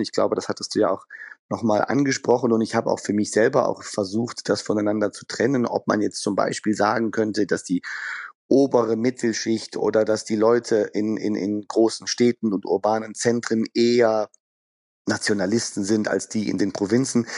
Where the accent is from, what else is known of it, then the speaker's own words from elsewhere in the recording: Düsseldorf, North Rhine-Westphalia, Germany; Düsseldorf als meine Heimatstadt